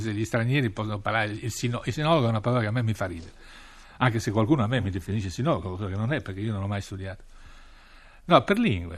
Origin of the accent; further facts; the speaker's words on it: Piedmont, Italy; moved away as an adult; also born or lived in Rome / Washington / Moscow / Beijing; sono un piemontese nato fra eh, le colline e le vigne che producono Barbera